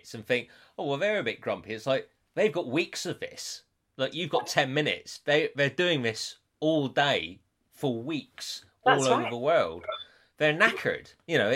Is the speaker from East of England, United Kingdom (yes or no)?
no; West Country, South West England, United Kingdom; accent: strong West Country; also born or lived in Llandudno; my accent, like, which has always been strong West Country